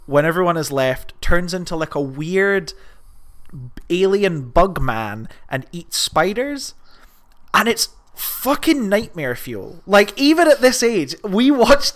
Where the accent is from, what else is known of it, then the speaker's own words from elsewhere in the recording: United Kingdom; We're British.